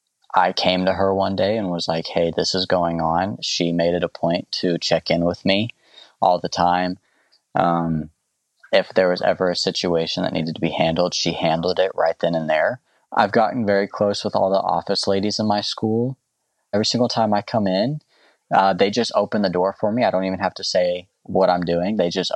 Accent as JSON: {"language": "English", "region": "the South", "country": "United States", "tie": "born or raised there", "said": "You know, growing up in the South and growing up with a mindset where maybe that's not okay for a lot of people."}